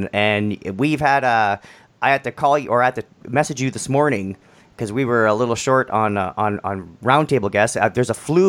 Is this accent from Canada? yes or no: yes; Canada; I'm Canadian.